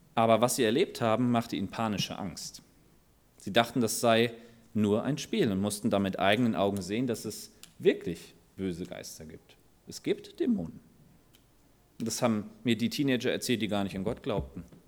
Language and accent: German; Germany; unser Wohlstand als Deutsche